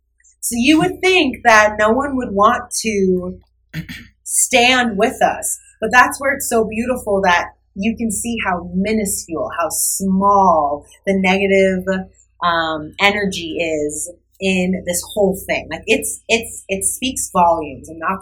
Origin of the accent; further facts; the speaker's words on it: Arizona, United States; Yeah, so me being a biracial woman and growing up in Arizona, a very Republican state